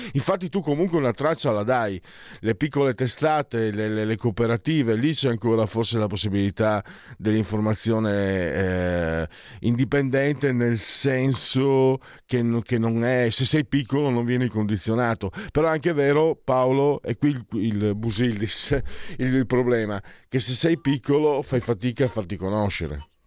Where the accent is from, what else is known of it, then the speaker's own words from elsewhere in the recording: Veneto, Italy; dalle mie parti si dice malciapai, ehm, idioma, idioma veneto